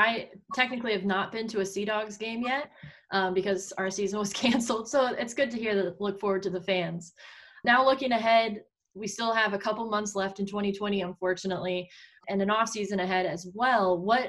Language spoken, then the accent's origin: English; Texas, United States; moved away as an adult; also born or lived in Missouri; now in Maine, United States; I'm from Texas, went to Mizzou as well.